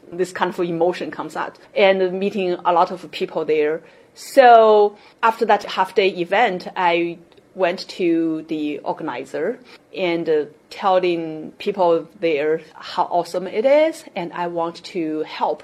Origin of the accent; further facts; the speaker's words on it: China; moved away; also born or lived in Seattle; I grew up in China